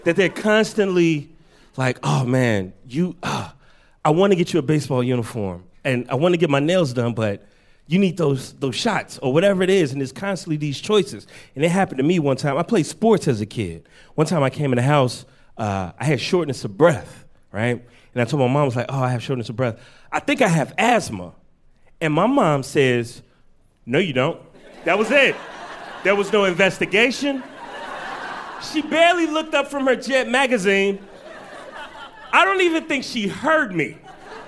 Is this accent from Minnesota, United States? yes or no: no; Chicago, Illinois, United States; now in New York, United States; I got to go home to my native Chicago. I'm originally from Chicago